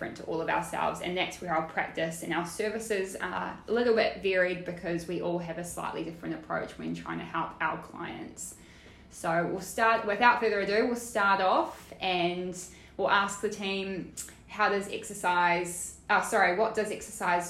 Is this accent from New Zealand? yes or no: yes; New Zealand; now in Australia; I'm a Kiwi. One of two Kiwis at Bodytrack